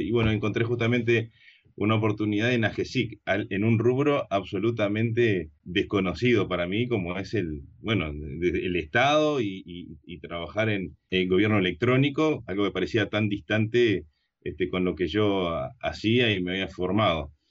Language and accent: Spanish; Uruguay; yo soy de Uruguay, vivo en Montevideo